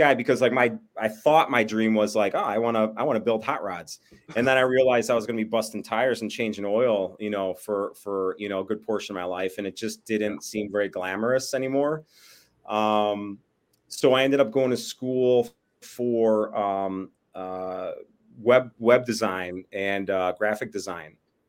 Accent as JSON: {"language": "English", "town": "Bensenville", "region": "Illinois", "country": "United States", "tie": "born or raised there", "said": "Chicago burbs. So Bensonville, which is literally like a stone's throw from O'Hare, and across from O'Hare is pretty much Chicago."}